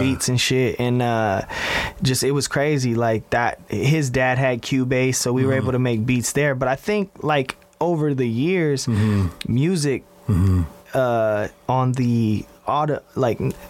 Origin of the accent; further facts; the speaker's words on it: Las Vegas, Nevada, United States; I grew up on, like, Rancho and Lake Mead